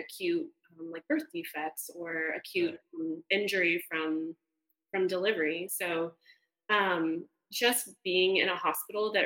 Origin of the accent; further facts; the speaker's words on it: Canada; moved away as an adult; now in United States; I'm Canadian